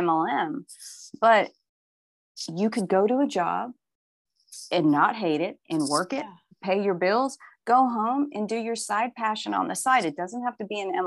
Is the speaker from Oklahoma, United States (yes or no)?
yes; Oklahoma, United States; I'm from Oklahoma. This is the Bible Belt